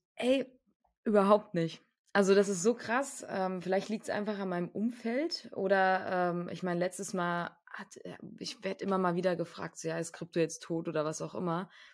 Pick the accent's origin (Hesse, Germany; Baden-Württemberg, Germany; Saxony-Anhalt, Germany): Hesse, Germany; Frankfurt; moved away; also ich komme aus Frankfurt ursprünglich, meine Familie kommt aus Frankfurt